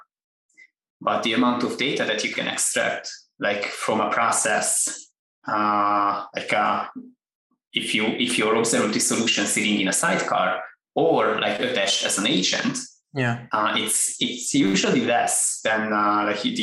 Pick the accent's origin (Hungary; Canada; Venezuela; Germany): Hungary; now in United States; I am originally from Hungary